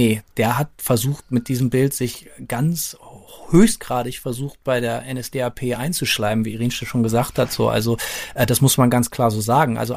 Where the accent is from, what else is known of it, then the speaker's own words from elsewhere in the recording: Bremen, Germany; wir sind ja beide Bremer, wir sind mit diesem Relief aufgewachsen in der Bremer Innenstadt